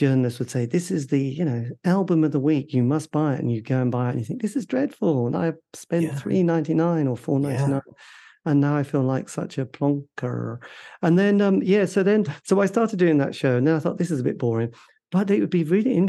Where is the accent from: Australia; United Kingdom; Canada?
United Kingdom; East Anglia, East of England; In the countryside of East Anglia